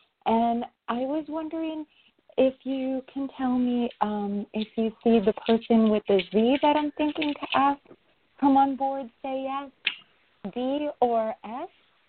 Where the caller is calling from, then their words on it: New York, United States; I'm calling from New York.